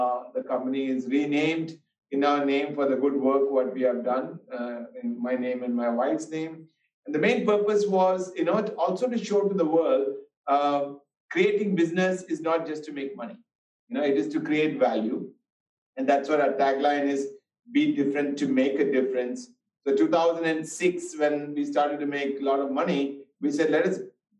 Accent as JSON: {"language": "English", "country": "India", "tie": "born or raised there", "also_born_or_lived": "United States", "moved": "as an adult", "said": "I was born in India, but left India when I was 18 years old to United States."}